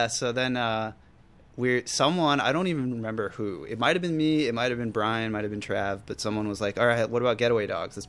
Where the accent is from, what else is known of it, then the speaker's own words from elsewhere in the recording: Santa Cruz, California, United States; also born or lived in Point Reyes, California / Rio de Janeiro, Brazil; I grew up in Santa Cruz till I was about 9 years old, and then moved up to Point Reyes